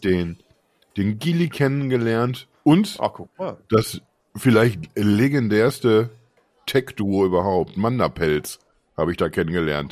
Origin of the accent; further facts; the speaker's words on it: Unna, North Rhine-Westphalia, Germany; moved away; ich komme ursprünglich aus, aus Unna, das ist eine Stadt mit, mit 60.000 Menschen